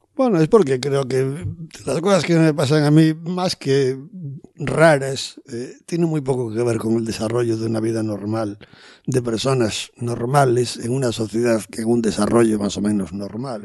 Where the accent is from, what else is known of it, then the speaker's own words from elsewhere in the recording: Spain; veraneásemos tres meses como buenos españoles